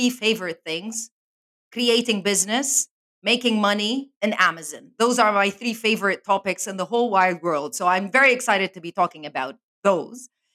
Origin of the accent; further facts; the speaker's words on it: Lebanon; moved away as an adult; also born or lived in Spain / Canada / London; now in Dubai, United Arab Emirates; I am born and raised in Lebanon. So I am from the Middle East